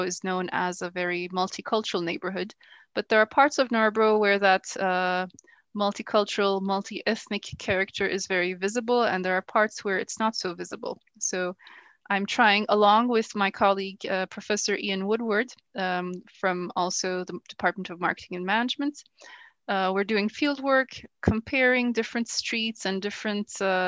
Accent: Turkey; also born or lived in United States / Denmark; now in Ankara, Turkey; So I was born in the States. I started school there. I went up to the third grade in the States. And then my family moved back to Turkey, which is where we're originally from. And then I basically did all of my schooling in Turkey.

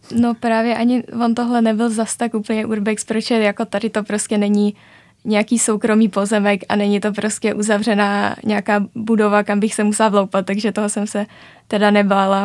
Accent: Strančice, Central Bohemian Region, Czechia; also born or lived in Říčany; No já jsem právě ze Strančic, což je vesnice, která je dvě stanice vlakem od Říčan, takže já jsem vlastně do Říčan chodila 8 let na gymnázium

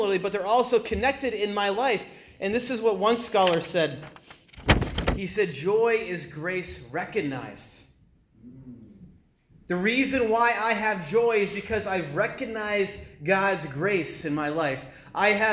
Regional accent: New England, United States; also born or lived in China; I'm from New England

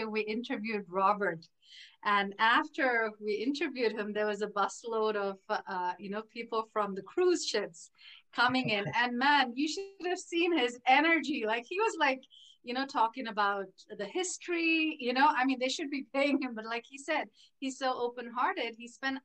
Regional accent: India; moved away; I come from India, was raised in India

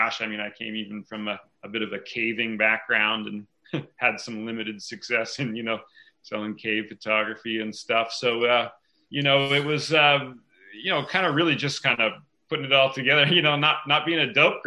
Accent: Ontario, Canada; moved away as an adult; also born or lived in Whistler, British Columbia; I was born and raised in Ontario. My folks moved around quite a bit. I moved to Whistler when I was 18.

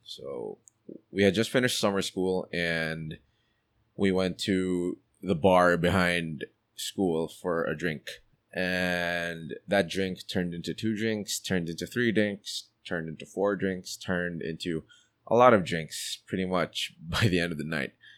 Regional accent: Philippines; also born or lived in Nuremberg, Germany; I'm a Filipino at heart.

